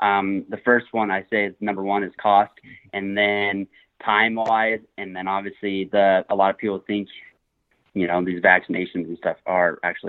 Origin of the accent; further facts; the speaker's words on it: Evanston, Wyoming, United States; I'm from Evanston, Wyoming. Gonna be 26 in like a couple days here, so I feel like I'm getting older by the minute. But yeah, I kind of just grew up out here in the West